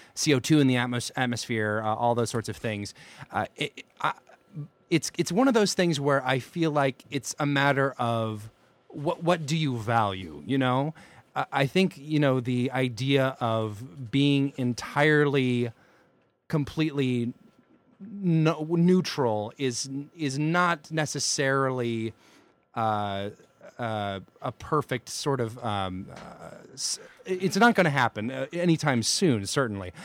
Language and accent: English; near Atlanta, Georgia, United States; born or raised there; moved away